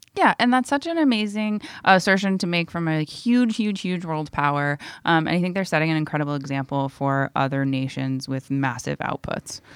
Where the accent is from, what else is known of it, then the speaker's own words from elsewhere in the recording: Florida, United States; my home state of Florida